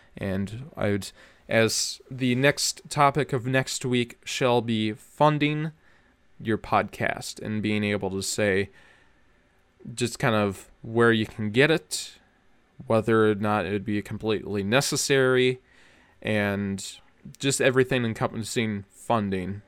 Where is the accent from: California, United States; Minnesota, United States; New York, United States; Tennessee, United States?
Minnesota, United States; I'm from Minnesotan